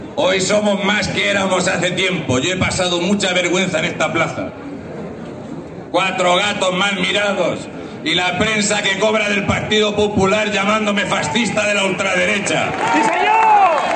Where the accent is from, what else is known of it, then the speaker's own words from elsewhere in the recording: Region of Murcia, Spain; siendo murciano, hablo de cualquier otro sitio